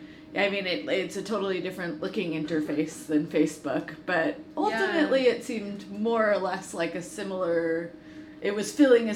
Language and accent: English; Seattle, Washington, United States; I'm actually from Seattle, Washington